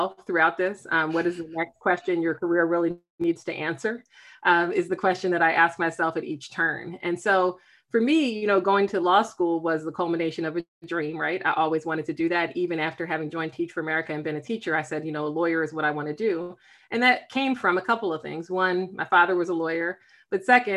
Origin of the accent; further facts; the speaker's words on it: Philadelphia, Pennsylvania, United States; now in Silver Spring, United States; I am based in Silver Spring, Maryland. I'm originally from Philadelphia